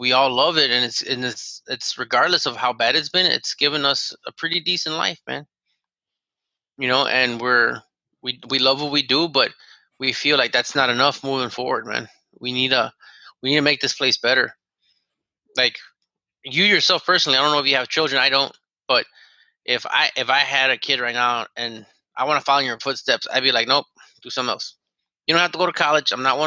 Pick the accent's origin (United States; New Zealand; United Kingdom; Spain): United States; Chicago, Illinois; I'm from Chicago.